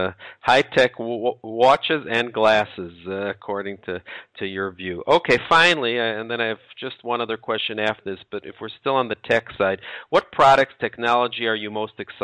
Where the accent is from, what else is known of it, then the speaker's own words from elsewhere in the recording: Chicago, Illinois, United States; I'm from Chicago